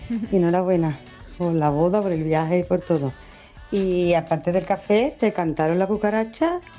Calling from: Seville, Andalusia, Spain; de Sevilla.

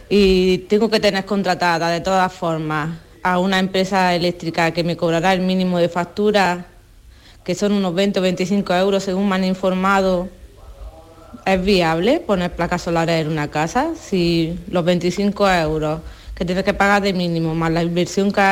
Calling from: Seville, Andalusia, Spain; Hola, buenos días. … de Sevilla.

